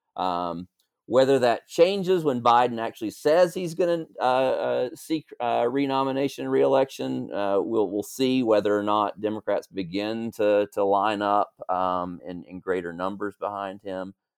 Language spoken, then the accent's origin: English; North Carolina, United States; moved away; also born or lived in Georgia; I grew up in North Carolina